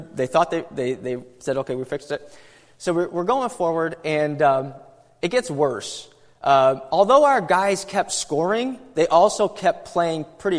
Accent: New York, United States; moved away; I'm from New York, and back when I lived in New York

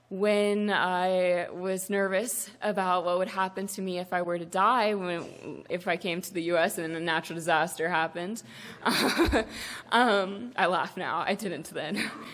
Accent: South Africa; I grew up very differently than Alex. I was born and raised in South Africa, and my parents and my grandparents are church-planting missionaries.

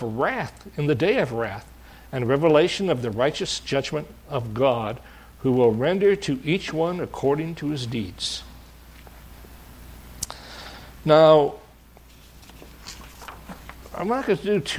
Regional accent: Michigan, United States; I was raised in Michigan

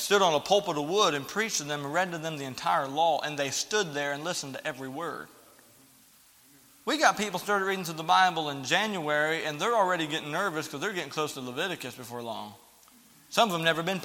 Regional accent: the South, United States; growing up in the South, you hear a lot of funny things with Southern preachers

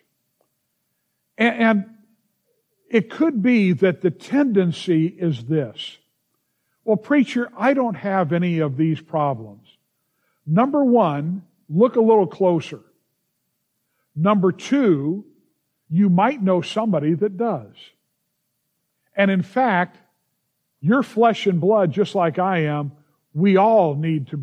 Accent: Los Angeles, California, United States; growing up in the San Fernando Valley

